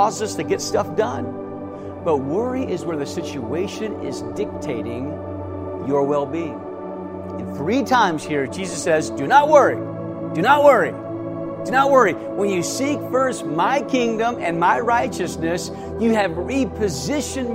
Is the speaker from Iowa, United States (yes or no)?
yes; Davenport, Iowa, United States; moved away; my hometown of Davenport, Iowa